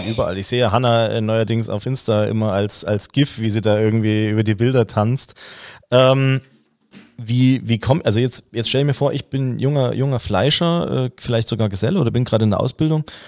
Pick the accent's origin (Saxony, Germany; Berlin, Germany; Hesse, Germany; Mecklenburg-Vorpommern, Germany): Saxony, Germany; moved away; aus meiner alten Heimat, aus Sachsen